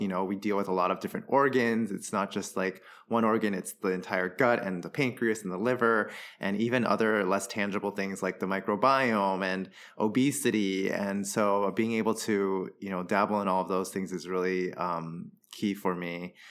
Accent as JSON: {"language": "English", "country": "Taiwan", "tie": "born or raised there", "also_born_or_lived": "Southern California, United States / New York, United States / Boston, United States", "moved": "as an adult", "lives_now": "Philadelphia, United States", "said": "I moved to Taiwan when I was 10. Uh, and then I was there for middle school and high school"}